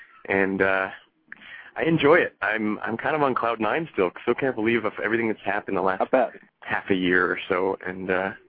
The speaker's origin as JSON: {"language": "English", "town": "Fairbanks", "region": "Alaska", "country": "United States", "tie": "born or raised there", "also_born_or_lived": "Cleveland area, Ohio", "moved": "as an adult", "lives_now": "New York City, United States", "said": "was born and raised in Fairbanks, Alaska. Spent 18 years of my life up there"}